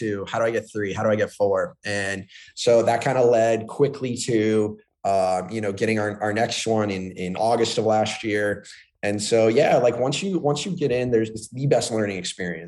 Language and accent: English; Florida, United States; growing up in Florida, everything's flat